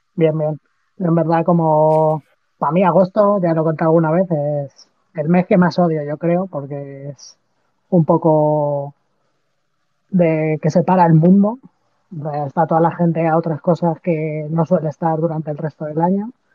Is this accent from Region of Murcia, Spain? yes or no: no; Madrid, Community of Madrid, Spain; Yo que soy de Madrid